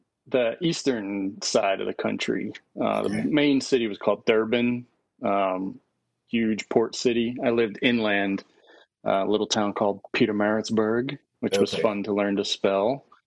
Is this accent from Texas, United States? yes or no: no; Tennessee, United States; also born or lived in Jackson, United States; I was born just outside of Jackson in, you know, all that black dirt cotton fields of West Tennessee. And then we moved over to East Tennessee up in the mountains, where I became, I guess, like a little hillbilly.